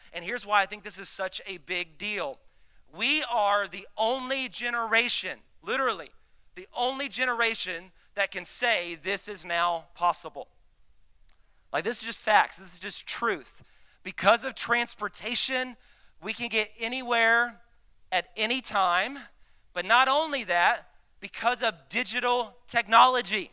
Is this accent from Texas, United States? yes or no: yes; Dallas, Texas, United States; I'm from Dallas